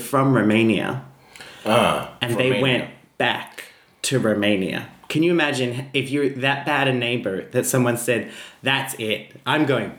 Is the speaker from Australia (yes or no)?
yes; Australia; I'm Australian.